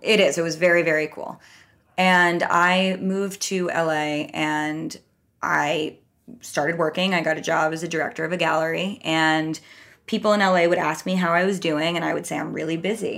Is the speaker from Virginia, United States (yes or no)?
no; New York, United States; also born or lived in Minnesota / Los Angeles; I'm from New York. I lived here until I was eighteen